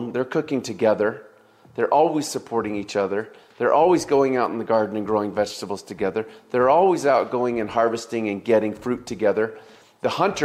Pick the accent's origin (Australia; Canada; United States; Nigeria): United States; being an American